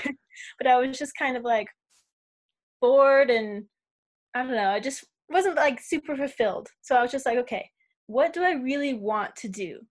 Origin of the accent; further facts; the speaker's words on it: Las Vegas, Nevada, United States; moved away as an adult; now in Australia; I'm born and raised in Vegas